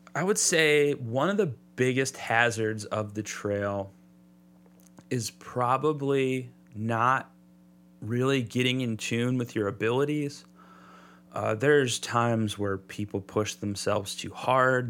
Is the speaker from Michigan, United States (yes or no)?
yes; Southeast Michigan, United States; I grew up in Southeast Michigan. Lots of parks and stuff down here.